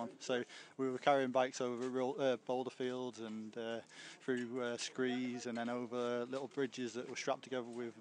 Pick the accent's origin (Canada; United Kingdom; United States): United Kingdom; Manchester, North West England; I'm from Manchester, England.